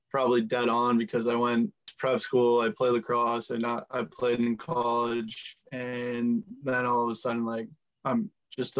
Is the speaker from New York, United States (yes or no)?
no; Hadley, Massachusetts, United States; I'm from Hadley, Mass.